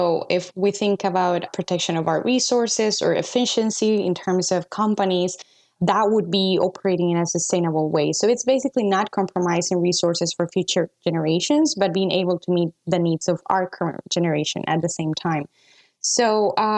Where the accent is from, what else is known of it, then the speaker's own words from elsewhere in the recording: Costa Rica; I'm from Costa Rica.